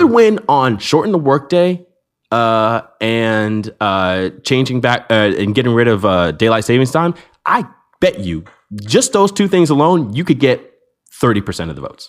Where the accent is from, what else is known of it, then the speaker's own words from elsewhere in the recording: United States; as an American